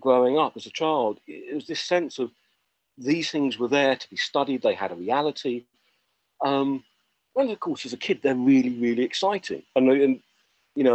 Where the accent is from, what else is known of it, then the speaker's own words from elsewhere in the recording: Essex, East of England, United Kingdom; also born or lived in Cornwall; where I grew up in Essex, of the little town I was